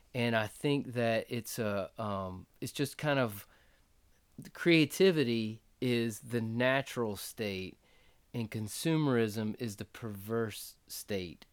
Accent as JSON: {"language": "English", "region": "North Florida", "country": "United States", "also_born_or_lived": "Costa Rica / Ecuador / Mendoza, Argentina / North Carolina", "moved": "as an adult", "lives_now": "Clinton, South Carolina, United States", "said": "we're from Florida, North Florida"}